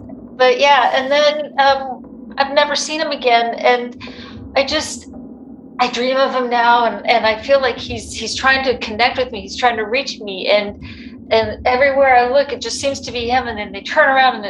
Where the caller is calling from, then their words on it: Texas, United States; I'm calling, you know, I'm calling from Texas.